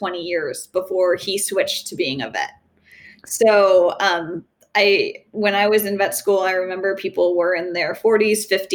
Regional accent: Southern New England, United States; I'm from Southern New England, Connecticut, Rhode Island, and Massachusetts

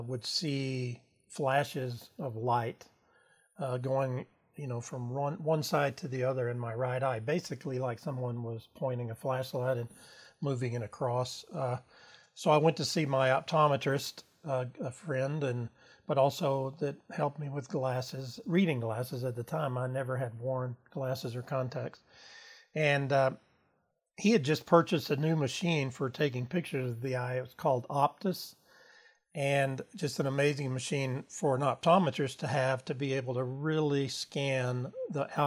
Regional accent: Austin, Texas, United States; also born or lived in San Marcos, Texas; now in Horseshoe Bay, United States; I grew up in Austin and went to school there

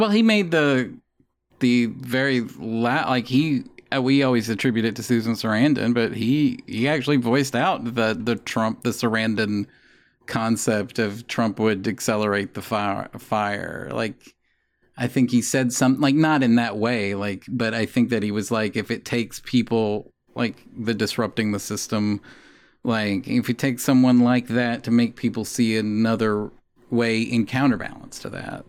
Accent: the South, United States; moved away; also born or lived in Columbia, Missouri; I grew up in the South

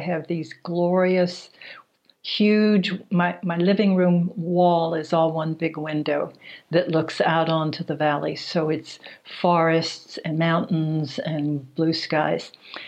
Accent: Houston, Texas, United States; moved away as an adult; also born or lived in San Francisco Bay Area, California / Colorado; I grew up in Houston. And I remember asking myself, because it felt very kind of weird, what is a wasp from Texas doing studying Peruvian shamanism?

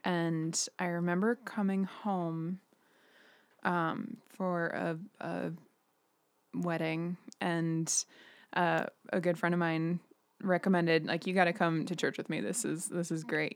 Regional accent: Billings, Montana, United States; also born or lived in Missoula / South Dakota; now in Billings, United States; I, I grew up in Billings, and I studied in Missoula in college.

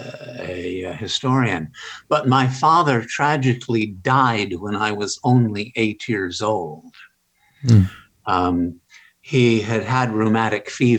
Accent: Ogden, Utah, United States; moved away; also born or lived in New Haven, Connecticut / Los Angeles, California / Oxford, England; I was born in Ogden, Utah, back in 1937.

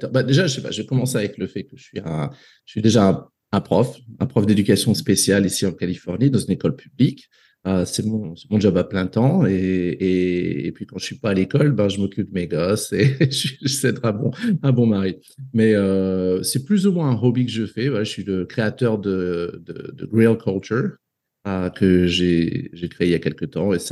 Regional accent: Côte d’Ivoire; Euh, voilà, j'ai grandi en Afrique jusqu'à jusqu'à plus ou moins l'âge de, de, 22 ans, je dirais.

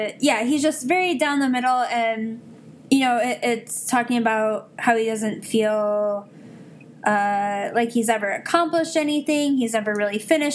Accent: Midwest, United States; I'm from the Midwest

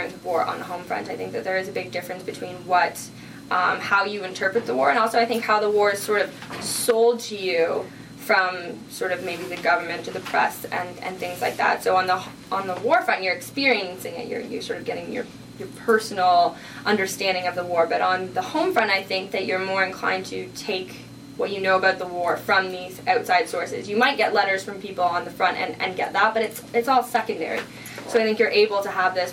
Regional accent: Canada; our Canadian identity

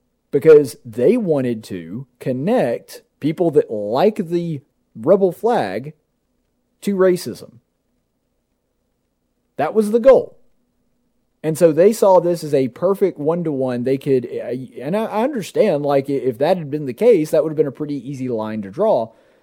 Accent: the South, United States; we like the South and we like the fact that we're from the South nowadays.

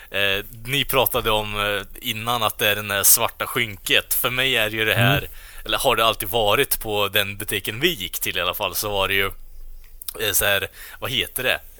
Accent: Norrland, Sweden; vi är från Norrland

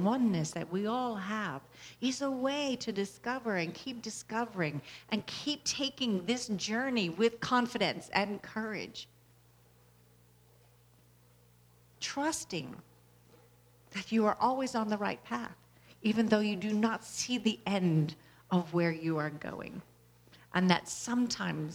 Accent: Louisiana, United States; I was born in Louisiana

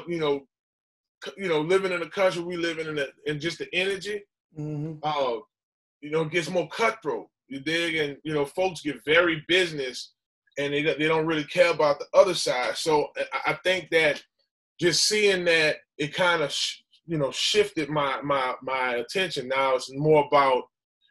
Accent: New Orleans, Louisiana, United States; I come from New Orleans, But I was raised in a different community.

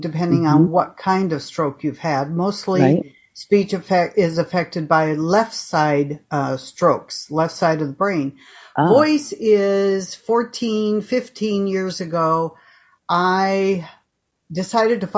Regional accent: Minnesota, United States; accent: American Midwest; moved away as an adult; also born or lived in Iowa; I grew up in Minnesota and left when I was 18 to attend Creighton

